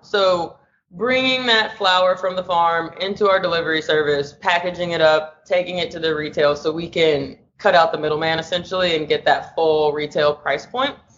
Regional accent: Nashville, Tennessee, United States; also born or lived in Los Angeles, California; now in San Francisco, United States; I'm originally from Nashville, Tennessee, currently operating out of San Francisco, California, and LA.

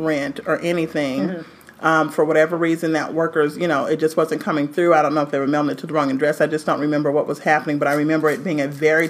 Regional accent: Los Angeles, California, United States; I'm coming from Los Angeles, California, and now I'm not here just to work.

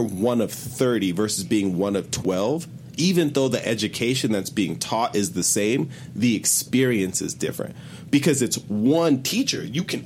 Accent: Cache County, Utah, United States; I was born in Cache County, Utah

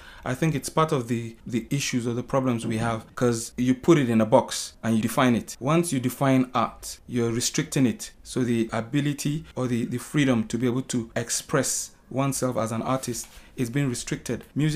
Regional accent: Kataf, Kaduna State, Nigeria; English is a second language; I'm not an Englishman, neither am I a Hausa man. I'm a Kataf man.

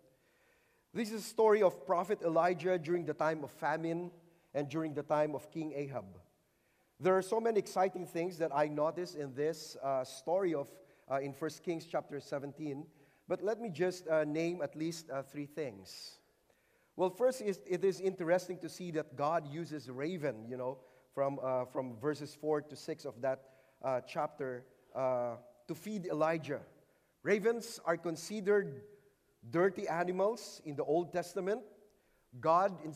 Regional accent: Philippines; I came from the Philippines.

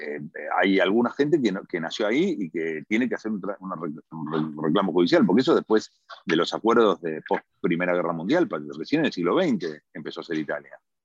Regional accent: Argentina; moved away as an adult; now in Milan, Italy; los argentinos somos italianos que hablamos en español

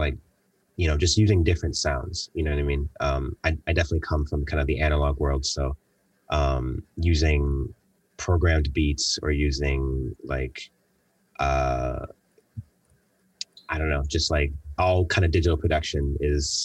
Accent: Buffalo, New York, United States; moved away as an adult; also born or lived in Los Angeles; leaving Buffalo

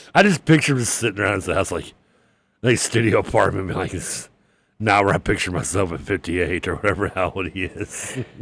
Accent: Louisville, Kentucky, United States; growing up in Briarwood

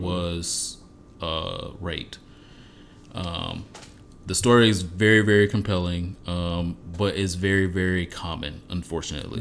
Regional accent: Detroit, Michigan, United States; moved away; also born or lived in Los Angeles; I'm from Detroit

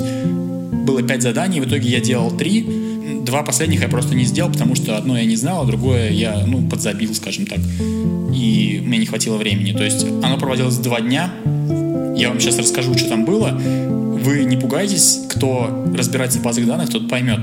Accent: Russia; moved away; Я, конечно, из России

